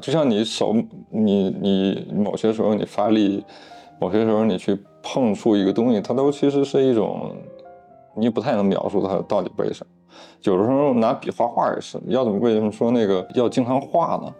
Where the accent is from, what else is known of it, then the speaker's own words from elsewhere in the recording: Northeast China, China; 我老家那边人不太知道这个中央美院，只知道这个鲁迅美术学院，就东北那边就认那个，高中我就去沈阳去学的